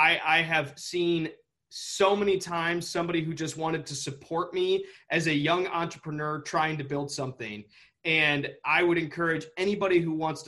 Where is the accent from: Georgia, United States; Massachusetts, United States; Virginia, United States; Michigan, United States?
Michigan, United States; Saline; I grew up in just outside of Ann Arbor in a little town called Saline